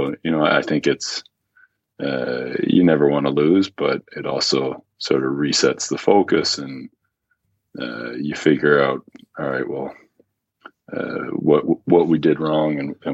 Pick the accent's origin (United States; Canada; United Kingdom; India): Canada; Napanee, Ontario; born there; I was born in Napanee